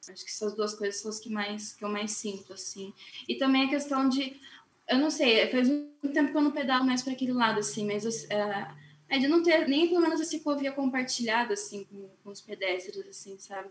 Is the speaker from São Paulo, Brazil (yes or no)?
yes; São Paulo, Brazil; now in Curitiba, Brazil; Eu não sou daqui de Curitiba, sou de São Paulo.